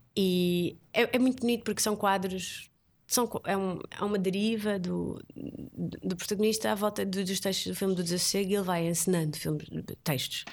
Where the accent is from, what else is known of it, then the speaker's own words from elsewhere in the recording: Portugal; also born or lived in Brazil; nós portugueses, ou seja, falo como portuguesa